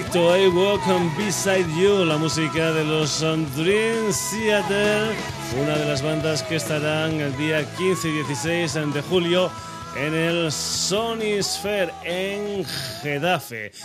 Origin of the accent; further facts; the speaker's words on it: Badajoz, Extremadura, Spain; nos vamos para mi tierra, nos vamos para Badajoz